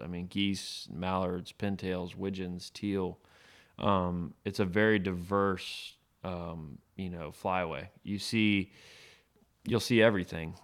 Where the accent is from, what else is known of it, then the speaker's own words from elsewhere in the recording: Tarpon Springs, Florida, United States; I was born and raised in Tarpon Springs, Florida, on the west coast of Florida, just outside of Tampa